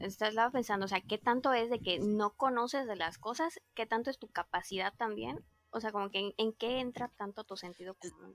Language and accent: Spanish; Mérida, Yucatán, Mexico